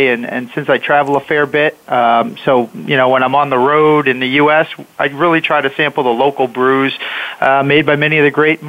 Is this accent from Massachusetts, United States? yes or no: yes; Boston, Massachusetts, United States; So I'm calling in today from Boston. I'm from the Boston area, actually. Reside north of the city